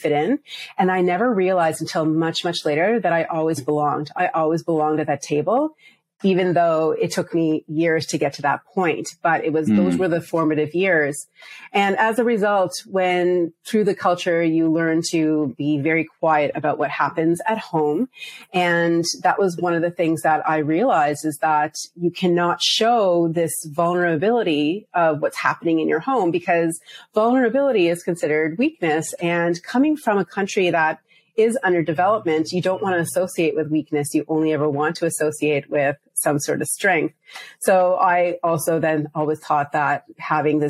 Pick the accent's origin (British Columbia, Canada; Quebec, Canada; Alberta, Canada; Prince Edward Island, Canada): Prince Edward Island, Canada; also born or lived in Bangladesh (parents); I was born and raised in Canada. When I was very small, we moved to the smallest province in Canada, Prince Edward Island.